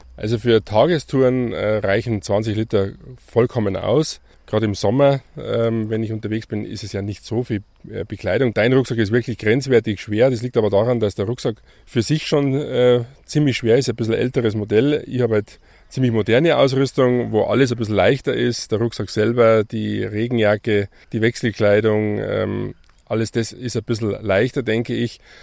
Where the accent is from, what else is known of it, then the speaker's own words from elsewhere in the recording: Grainau, Bavaria, Germany; das Werdenfelser Land, Greinau als, als mein Heimatdorf